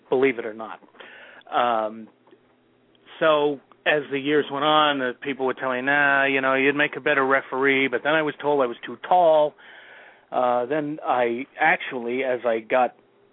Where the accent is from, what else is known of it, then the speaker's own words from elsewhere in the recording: Massachusetts, United States; I'm from Massachusetts, and every month, religiously, we'd hop on the T, which is our transit system here in the area, and we'd go into Boston